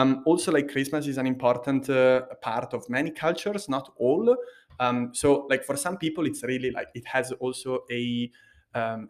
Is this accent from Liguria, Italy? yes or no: yes; Liguria, Italy; Liguria, where I'm from